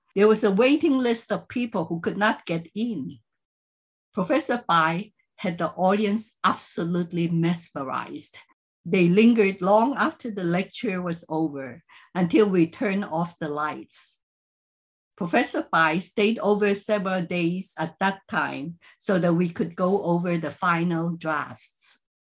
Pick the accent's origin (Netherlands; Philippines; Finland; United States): Philippines; moved away; I grew up in the Chinese community in the Philippines